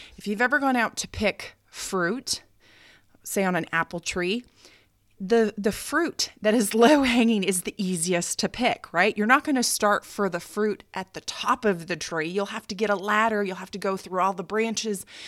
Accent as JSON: {"language": "English", "country": "United States", "moved": "as an adult", "lives_now": "Japan", "said": "as an American"}